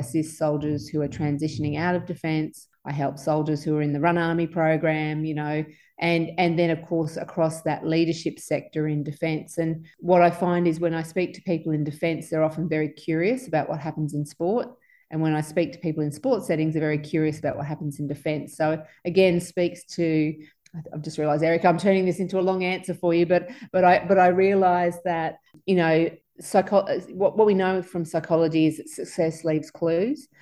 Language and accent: English; Sunshine Coast, Queensland, Australia; also born or lived in Townsville; I was growing up on the Sunshine Coast at the time